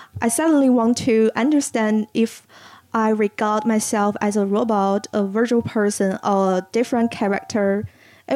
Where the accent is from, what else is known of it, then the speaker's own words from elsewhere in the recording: Harbin, Heilongjiang, China; moved away; I grew up in Harbin, China.